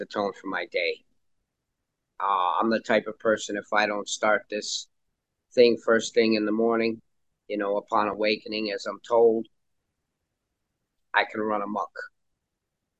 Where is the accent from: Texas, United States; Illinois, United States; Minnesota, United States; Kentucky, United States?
Illinois, United States; Chicago; now in Florida, United States; I grew up in Chicago, child of an alcoholic father and also a child of divorce